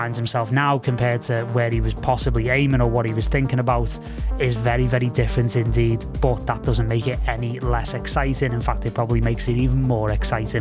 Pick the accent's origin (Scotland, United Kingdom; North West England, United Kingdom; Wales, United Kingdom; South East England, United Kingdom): North West England, United Kingdom; Liverpool; moved away; also born or lived in Los Angeles; from quite humble beginnings in Liverpool, obviously my hometown